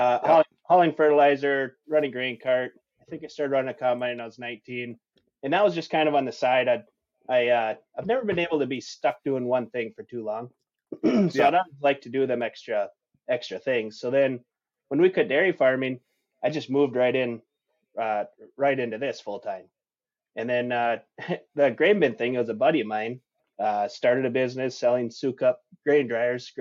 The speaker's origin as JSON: {"language": "English", "town": "Kensington", "region": "Minnesota", "country": "United States", "tie": "born or raised there", "said": "I'm from Kensington, Minnesota, little mm-hmm. town, 300 people, west central Minnesota, born and raised dairy farmer."}